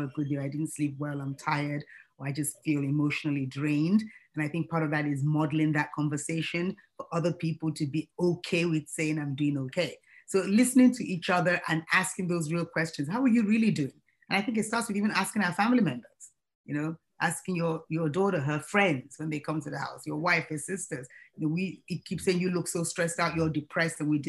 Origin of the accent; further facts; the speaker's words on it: Nigeria; now in United States; being a Nigerian myself, and proudly so